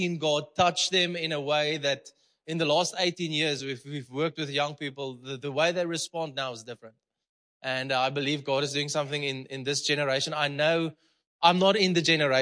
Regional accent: Malmesbury, Western Cape, South Africa; English is a second language; now in Potchefstroom, South Africa; I'm there from Malmesbury, okay? It's a small boer town.

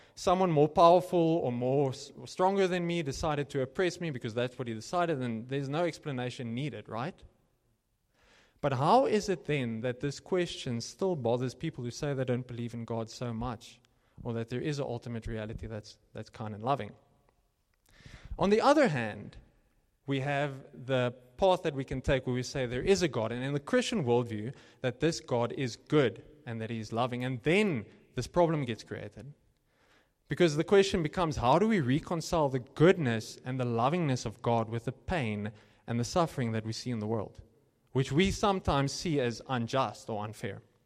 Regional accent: Cape Town, Western Cape, South Africa; moved away as an adult; now in Johannesburg, South Africa; when I came here from Cape Town

